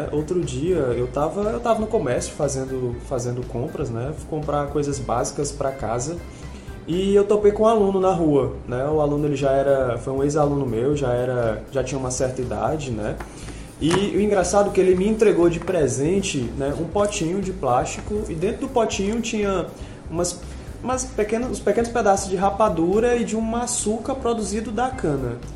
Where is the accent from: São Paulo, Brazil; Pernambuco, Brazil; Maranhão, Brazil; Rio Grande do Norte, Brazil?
Maranhão, Brazil; Mas eu que sou do Maranhão e logo que cheguei aqui percebi a garra do povo piauiense